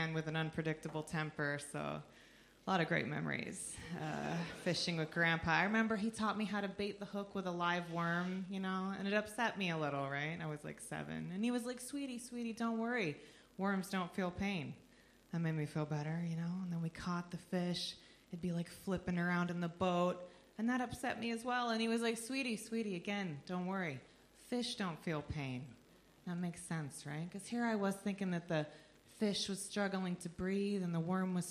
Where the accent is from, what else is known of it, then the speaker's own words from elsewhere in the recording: United States; I am from just below Canada